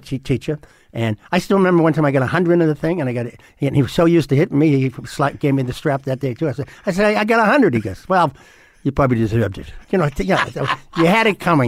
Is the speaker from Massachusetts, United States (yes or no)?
yes; Boston, Massachusetts, United States; I grew up in West Roxbury